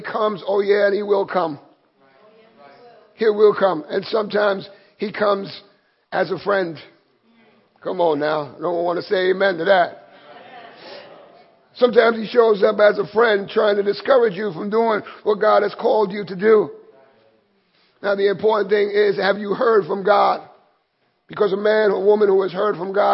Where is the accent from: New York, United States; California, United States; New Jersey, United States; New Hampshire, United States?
New York, United States; New York City; I grew up here in Williamsburg in Brooklyn, in McCarrion Park